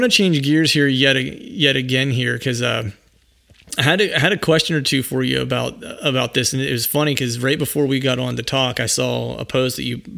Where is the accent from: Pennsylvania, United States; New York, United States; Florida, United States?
Pennsylvania, United States; born or raised there